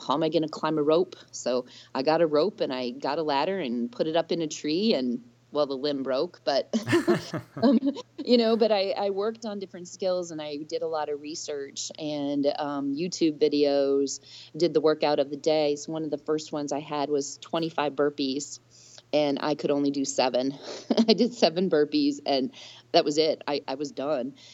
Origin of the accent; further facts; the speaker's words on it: Minnesota, United States; now in Georgia, United States; my home state of Minnesota